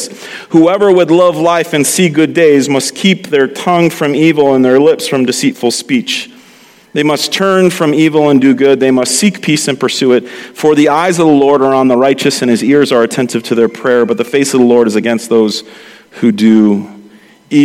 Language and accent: English; New York City, New York, United States; accent: Brooklynese; moved away; I slip into Brooklynese